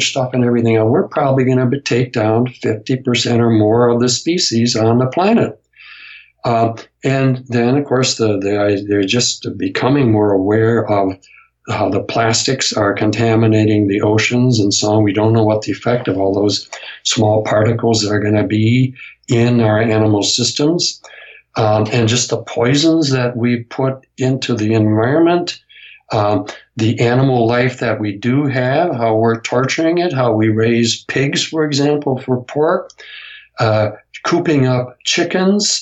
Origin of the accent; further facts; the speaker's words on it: United States; in my home state, in the area that I grew up